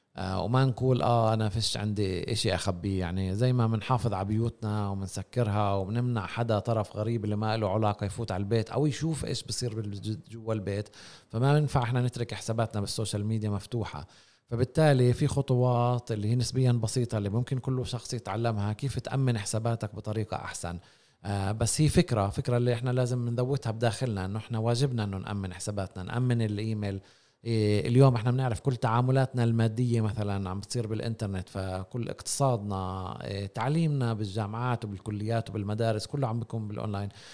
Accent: Palestine; احنا ما في عندنا خصوصيه كفلسطينيين

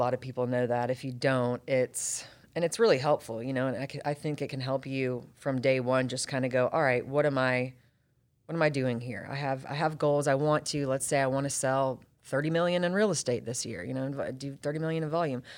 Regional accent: Roswell, Georgia, United States; also born or lived in Atlanta; born and raised in Atlanta, actually born in Roswell, at Northside Hospital. Grew up in Roswell

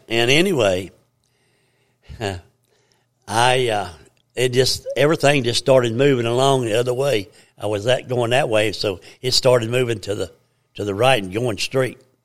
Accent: United States; I was born and raised in Blaine County

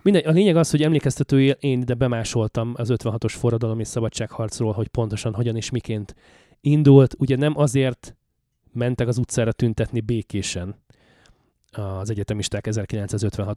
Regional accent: Hungary; now in Canada

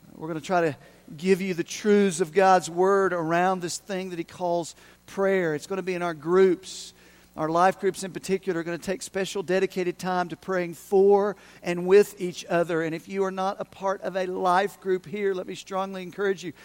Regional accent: Unicoi County, Tennessee, United States; I'm from Unicoi County. I lived over in Unicoi County

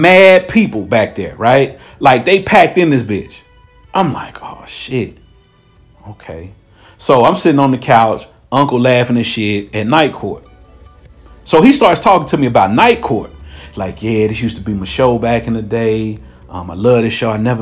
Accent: Cincinnati, Ohio, United States; moved away; I'm from Cincinnati

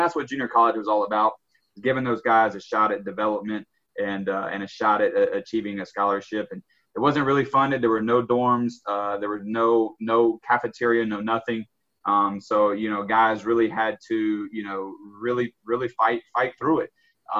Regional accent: South Carolina, United States; I'm from South Carolina, so I can say Carolina Gamecocks

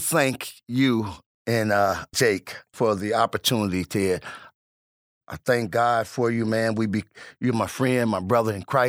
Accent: Kankakee, Illinois, United States; also born or lived in Chicago; I was born in Chicago, Illinois.

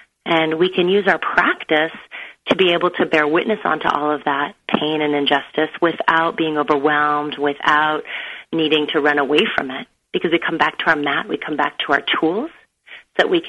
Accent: United States; born or raised there; also born or lived in Beirut, Lebanon

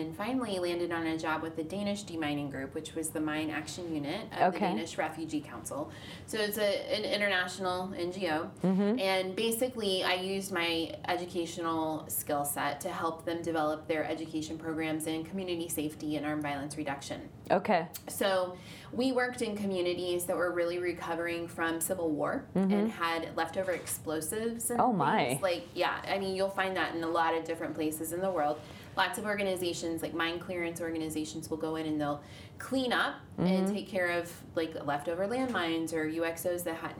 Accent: Midwest, United States; moved away; I'm from the Midwest originally. I grew up, like, in the church

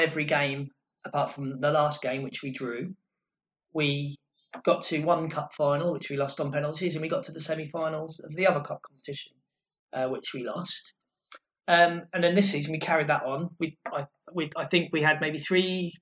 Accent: Lowestoft, East of England, United Kingdom; Lowestoft, how my hometown

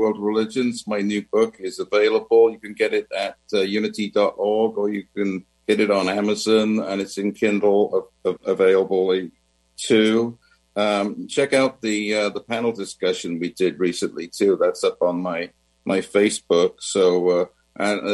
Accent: Wales, United Kingdom; moved away; I'm from Wales originally.

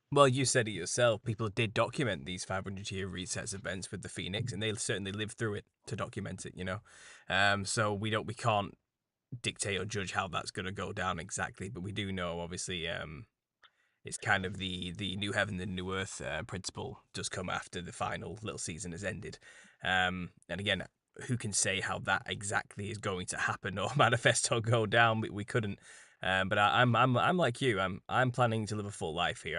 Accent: United Kingdom; as a British person.

